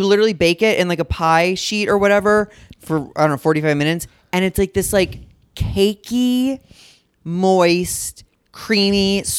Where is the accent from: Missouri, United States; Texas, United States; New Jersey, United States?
Missouri, United States; St. Louis; moved away; I'm from Missouri, actually.